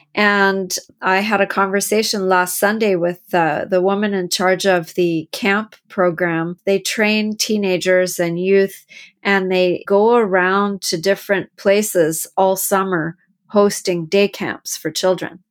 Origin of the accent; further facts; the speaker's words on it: Canada; I'm from Canada